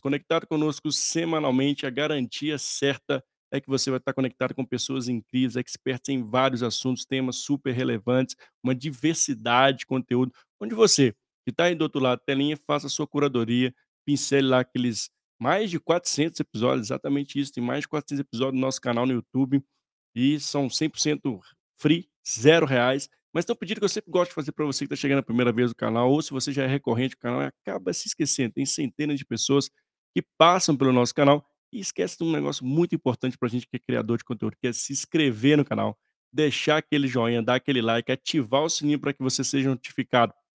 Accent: interior of Minas Gerais, Brazil; moved away; Eu sou do interior de Minas

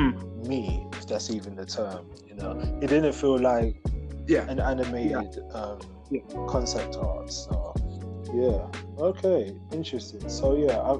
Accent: Ghana; moved away; I'm originally from Ghana, West Africa.

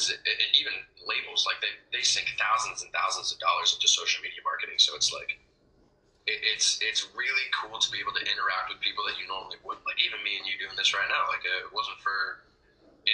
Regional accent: Toronto, Ontario, Canada; I grew up in Toronto.

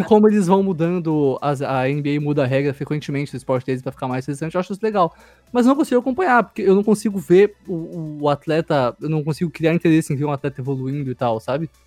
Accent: Brazil; sou brasileiro

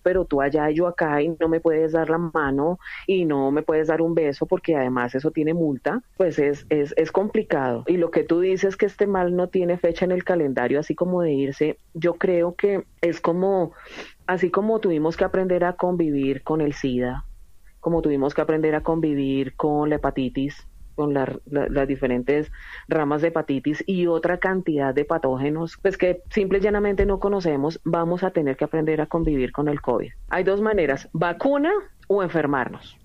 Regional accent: Colombia; now in Spain

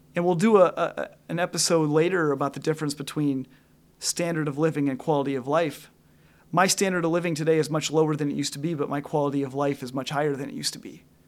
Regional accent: Northwest Illinois, United States; I grew up in Northwest Illinois, right up by the Wisconsin border.

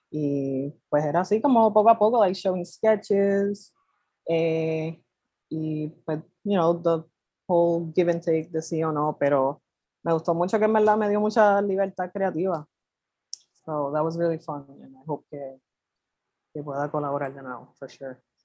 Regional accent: Carolina, Puerto Rico; also born or lived in Santurce, San Juan; soy de Carolina, nacida en Santurce

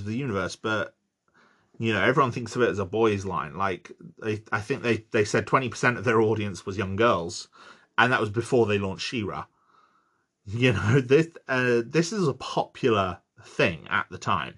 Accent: United Kingdom; I'm British. We use the wrong words

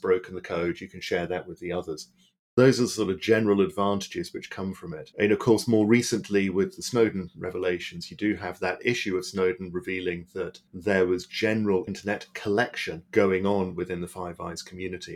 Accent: Berlin, Germany; moved away; I grew up in West Berlin during the Cold War.

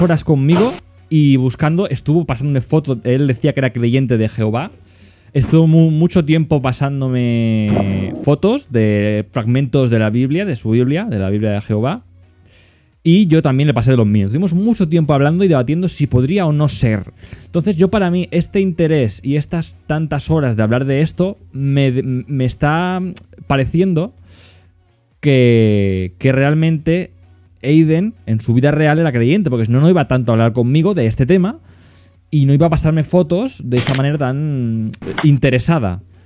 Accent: Catalonia, Spain; como soy catalán

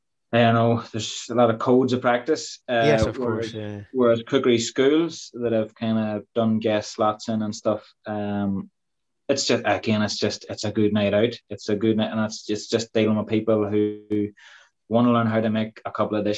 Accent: Dungannon, Northern Ireland, United Kingdom; my hometown in Dungannon

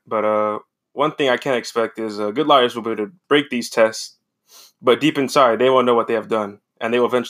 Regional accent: New England, United States; also born or lived in Canada / Boston, United States; now in Berkeley, United States; I was born in Canada. Then I moved to New England as a child. And I'm currently a police officer in Berkeley, California.

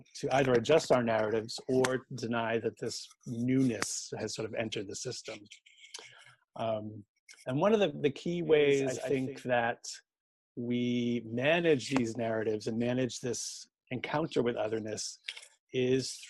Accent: Boston, Massachusetts, United States; moved away as an adult; also born or lived in Exeter, United Kingdom; now in Oxford, United Kingdom; growing up in Boston

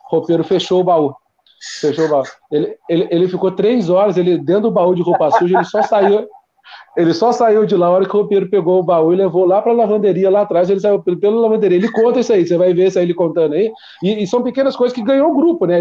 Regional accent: Taubaté, São Paulo, Brazil; eu sou de Taubaté, eu moro em Taubaté.

